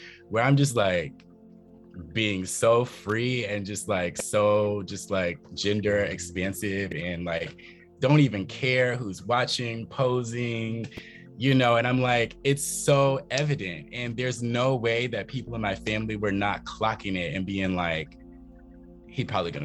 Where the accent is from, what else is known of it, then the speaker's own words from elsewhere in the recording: the South, United States; moved away; also born or lived in Philadelphia, Pennsylvania; being a Southerner